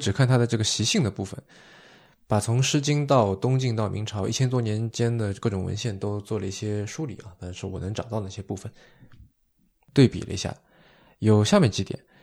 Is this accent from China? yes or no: yes; Zhuji, Zhejiang, China; 在我的老家绍兴反而比较多见嗯。叫香匪。嗯，准确来说是绍兴诸暨